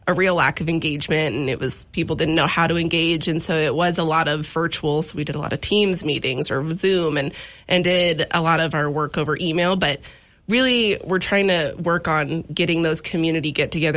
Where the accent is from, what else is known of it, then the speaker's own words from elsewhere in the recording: Washington, United States; now in Missoula, United States; I am originally from Washington, but my whole family's from Montana, so it feels like home here.